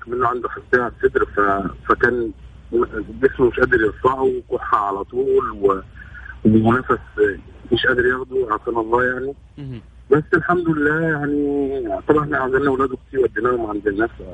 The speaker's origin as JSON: {"language": "Arabic", "country": "Egypt", "moved": "as an adult", "lives_now": "Saudi Arabia"}